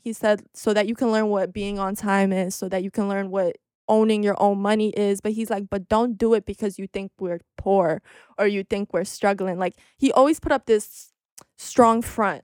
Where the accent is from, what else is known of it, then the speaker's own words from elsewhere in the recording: New York City, New York, United States; but if you're from Ridgewood, you definitely know what Fresh Pond is, and I grew up on Fresh Pond